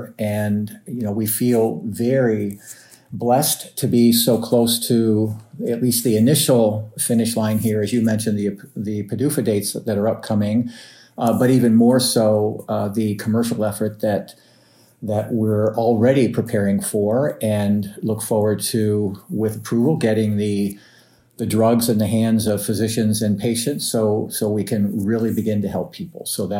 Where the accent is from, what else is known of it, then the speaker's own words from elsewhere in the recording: Midwest, United States; also born or lived in Covington, Kentucky / Cincinnati, Ohio; So I'm a Midwestern guy. I think, I like to tell people I grew up in the Midwest. I've got Midwestern values. When I say the Midwest, it's a little bit broad. I was born in Covington, Kentucky, lived initially right across the river in Cincinnati, Ohio